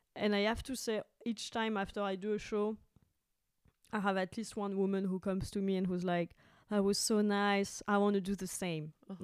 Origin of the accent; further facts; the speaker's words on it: France; moved away as an adult; now in Berlin, Germany; I'm from France